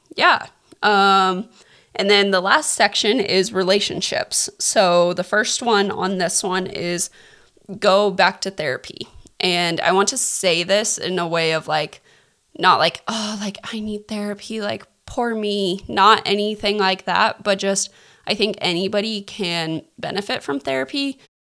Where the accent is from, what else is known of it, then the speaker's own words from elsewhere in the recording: Kansas, United States; now in California, United States; I live in California. We're all from Kansas, so my mom still lives in Kansas